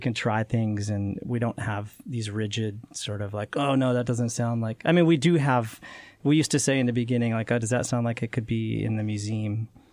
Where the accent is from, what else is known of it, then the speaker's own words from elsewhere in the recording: Utah, United States; I grew up in Utah